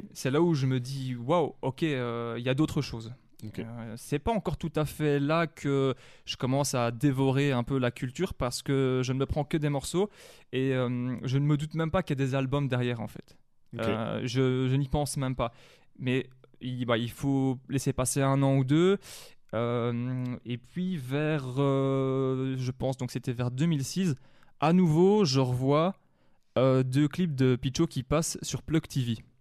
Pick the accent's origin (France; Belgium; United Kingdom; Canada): Belgium; Manage, Wallonia; je viens d'une ville qui s'appelle La Louvière en Wallonie, entre Mons et Charleroi plus précisément même de, de Manage, qui est juste à côté